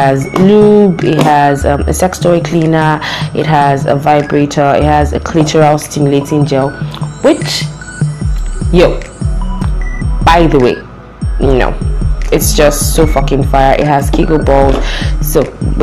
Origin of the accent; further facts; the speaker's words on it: Lagos, Nigeria; I was born in Lagos, so kind of grew up with traffic.